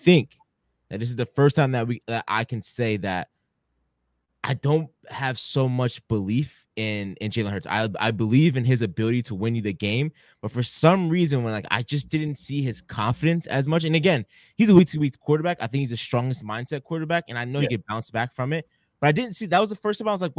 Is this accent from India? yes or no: no; Philadelphia, Pennsylvania, United States; my whole life, my mom lived in Northeast Philly, so I grew up in Philly